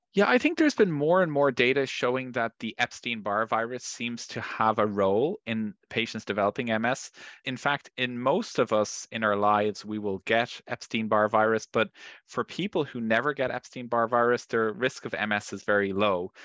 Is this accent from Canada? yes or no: no; Ireland; I'm from Ireland